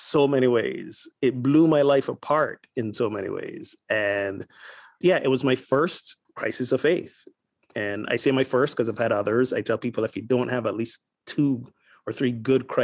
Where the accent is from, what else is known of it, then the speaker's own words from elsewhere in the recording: Barbados; accent: Caribbean lilt; moved away; also born or lived in Kansas City; I am originally from Barbados. So if during this time you hear the nice Caribbean lilt going on, that's where I'm from. And I grew up in what I guess you guys will call